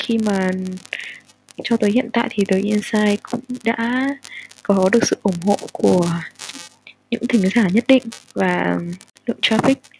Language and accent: Vietnamese; Hanoi, Vietnam; sinh ra và lớn lên ở Hà Nội